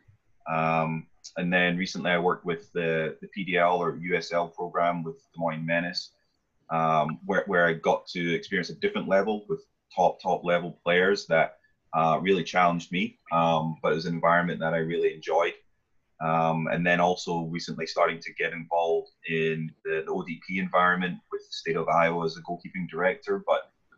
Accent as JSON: {"language": "English", "region": "Scotland", "country": "United Kingdom", "tie": "born or raised there", "moved": "yes", "said": "I am originally from Scotland. I grew up there"}